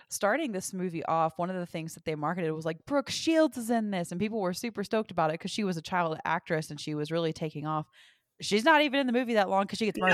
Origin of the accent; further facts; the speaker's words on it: the South, United States; accent: southern; I'm from the South